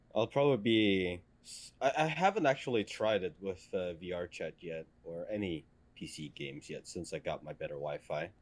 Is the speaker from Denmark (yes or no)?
yes; Denmark; first language Danish; English is a second language; in Danish, we call it a uh, buskrutter